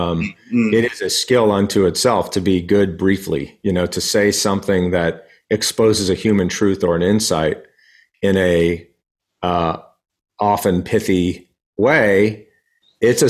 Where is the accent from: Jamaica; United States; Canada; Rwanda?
United States; El Paso, Texas; I grew up in El Paso, Texas